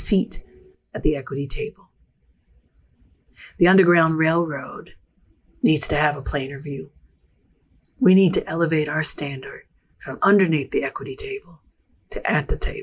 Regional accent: Philadelphia, Pennsylvania, United States; I'm a fourth generation Philly girl

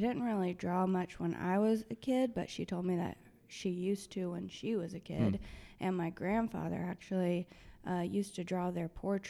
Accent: Irving, Texas, United States; also born or lived in Oak Cliff, Dallas / North Carolina / Bend, Oregon / Spain; I grew up in Irving, actually.

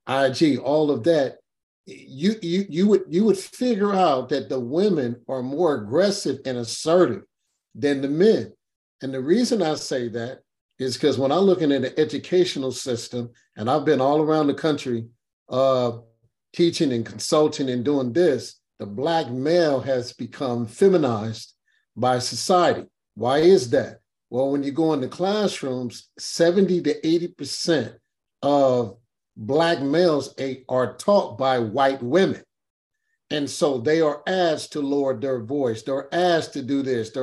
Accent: Los Angeles, California, United States; I'm from Watts.

